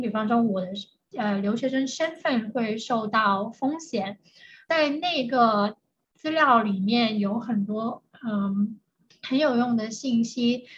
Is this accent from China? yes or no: yes; China; moved away; 我作为一个中国人